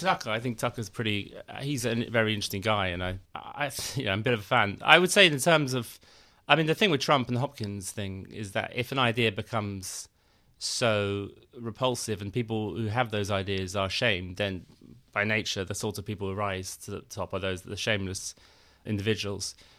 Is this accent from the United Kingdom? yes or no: yes; London, United Kingdom; I grew up in London